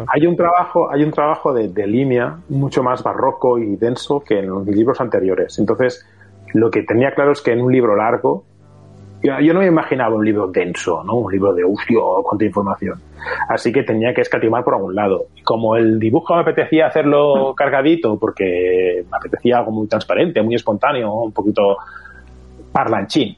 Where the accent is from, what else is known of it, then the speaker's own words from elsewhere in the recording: Barcelona, Catalonia, Spain; yo soy de Barcelona